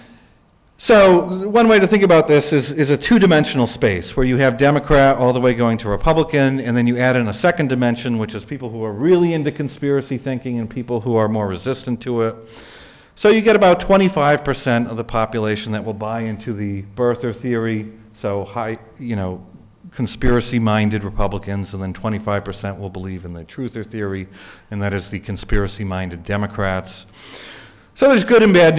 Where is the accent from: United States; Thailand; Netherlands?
United States; New England; I'm from New England